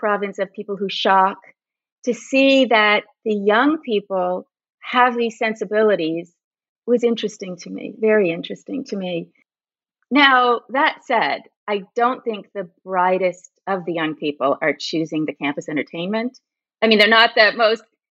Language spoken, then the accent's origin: English; Berkeley, California, United States; I was born in 1961 in Berkeley. So my whole childhood was the free speech movement.